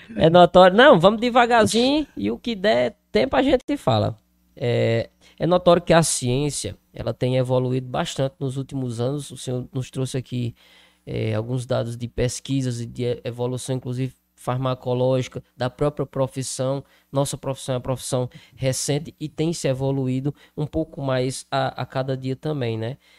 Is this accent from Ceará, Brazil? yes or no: yes; Crato, Ceará, Brazil; now in Juazeiro do Norte, Brazil; Eu sou do Crato, Hoje moro no Juazeiro, mas morei ali, inclusive, na Vila Alta, muito próximo ao Santa Teresa